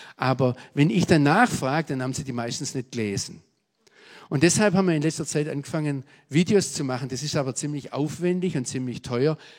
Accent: Swabia, Baden-Württemberg, Germany; accent: Swabian; moved away; also born or lived in Israel; bis heute hören Amerikaner, wenn ich auf Englisch predige, dass ich ein Schwab bin

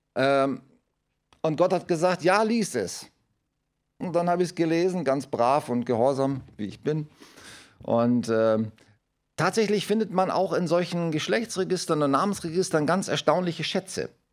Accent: Germany; wir als Deutsche

